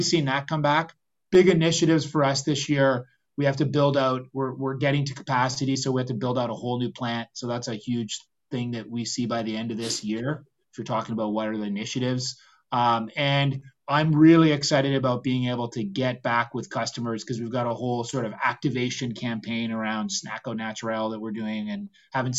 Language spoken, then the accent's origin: English; Canada; we're very Canadian that way